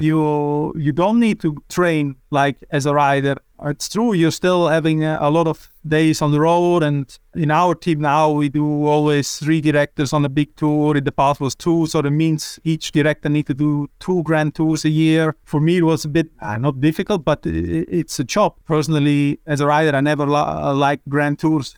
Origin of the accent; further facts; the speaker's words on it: Switzerland; I'm from Switzerland